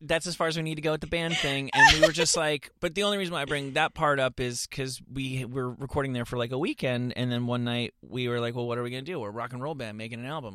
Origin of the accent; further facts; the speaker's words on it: suburban New Jersey, United States; also born or lived in Bloomfield, New Jersey; I am from suburban New Jersey